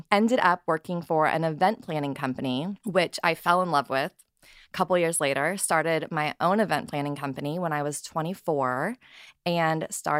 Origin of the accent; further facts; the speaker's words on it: Missouri, United States; also born or lived in Texas; And I'm originally from Texas, but my family moved around a bit as a kid. I grew up in Missouri for a lot of my childhood, ended up going to Mizzou and was a journalism school major.